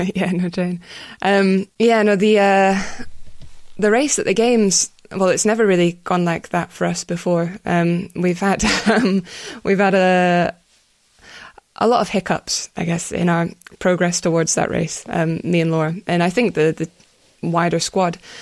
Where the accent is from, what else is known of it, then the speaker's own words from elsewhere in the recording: Scotland, United Kingdom; my hometown's got its own games, but it doesn't have cycling in it, which is upsetting. But, yeah, they're, they're all over Scotland every weekend through the summer